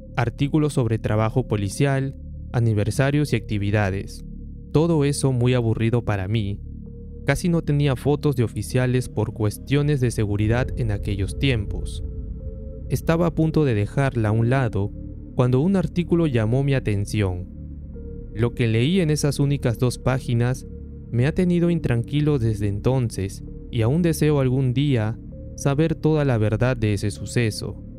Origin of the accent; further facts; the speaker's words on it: Peru; quienes somos de Perú